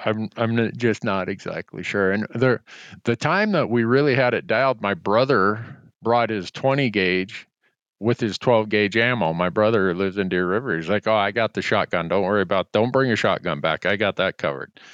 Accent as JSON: {"language": "English", "town": "Big Falls", "region": "Minnesota", "country": "United States", "tie": "born or raised there", "moved": "yes", "said": "I grew up in Big Falls, Minnesota"}